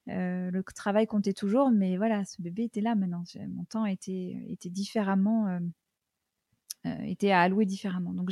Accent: United States; j'ai passé une bonne partie de mon enfance aux États-Unis et que ça, ça a beaucoup marqué ma, façon d'appréhender tout un tas de choses.

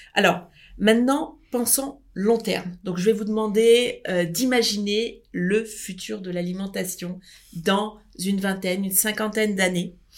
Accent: France; mais nous sommes français

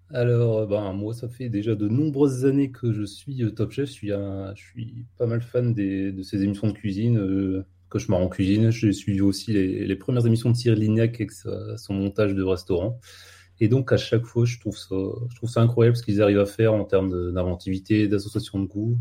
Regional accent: the Nord, Hauts-de-France, France; je suis du Nord

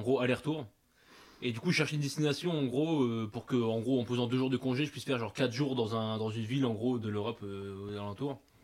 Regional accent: Grenoble, Auvergne-Rhône-Alpes, France; j'ai jamais bougé mon cul de Grenoble

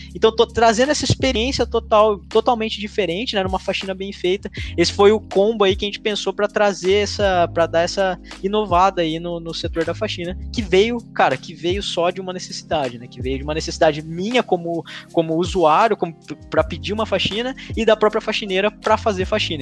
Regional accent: Lençóis Paulista, São Paulo, Brazil; moved away as an adult; also born or lived in Ilha Solteira; now in Bauru, Brazil; apesar de todo mundo achar que eu sou de Bauru, eu sou de Lençóis Paulista, que é outra cidade

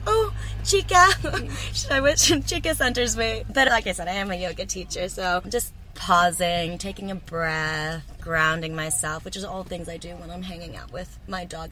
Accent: Texas, United States; now in New Zealand; I'm from Texas, so it's like not quite like well, it's the heart of Texas

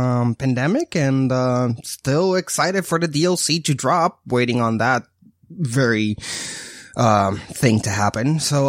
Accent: Puerto Rico; born or raised there; moved away

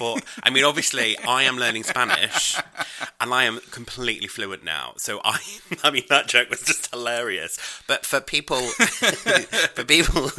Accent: United Kingdom; I am British

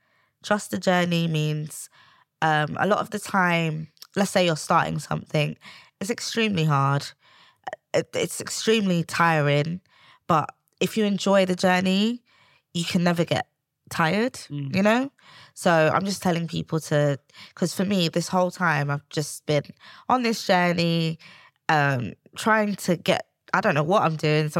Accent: Sierra Leone; Yeah, I'm from Sierra Leone, West Africa.

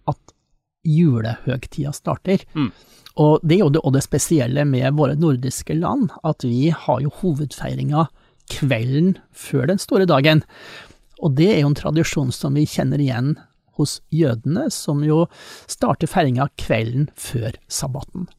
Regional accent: Eastern Norway, Norway; meg som østlending

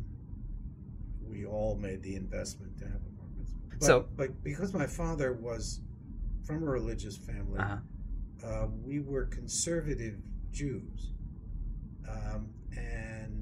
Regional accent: New York City, New York, United States; moved away as an adult; also born or lived in Queens / Great Neck, Long Island / Cambridge, Massachusetts; now in Pasadena, United States; I was brought up in New York.

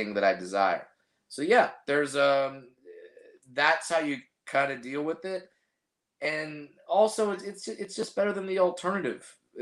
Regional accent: Orange County, California, United States; I have a lot of family here in Southern California, but I grew up in Orange County

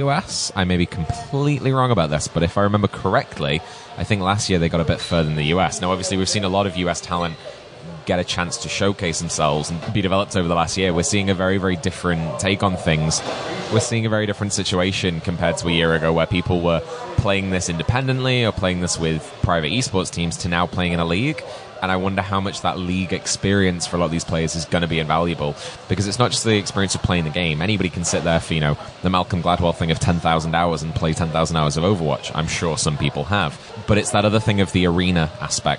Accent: United Kingdom; particularly as a British person

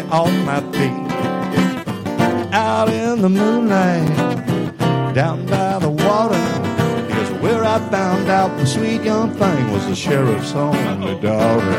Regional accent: Clearwater, Florida, United States; also born or lived in Nashville, Tennessee; now in Tampa Bay, United States; I was actually raised in Clearwater. I grew up around the Tampa Bay area, but when I was 22, I moved off to Nashville and I lived up there for 20 years

